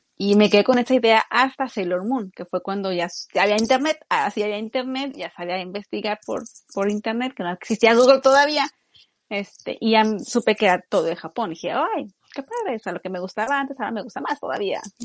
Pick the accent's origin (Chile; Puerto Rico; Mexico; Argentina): Mexico; now in Japan; uno como mexicano